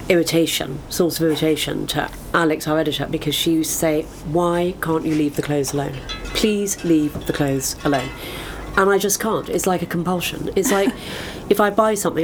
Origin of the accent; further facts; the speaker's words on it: London, United Kingdom; Born in London, in Cadogan Square, and didn't move far